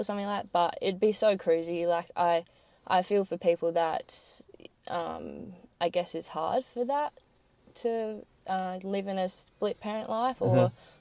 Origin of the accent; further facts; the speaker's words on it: Mount Gambier, South Australia, Australia; born and bred in Mount Gambier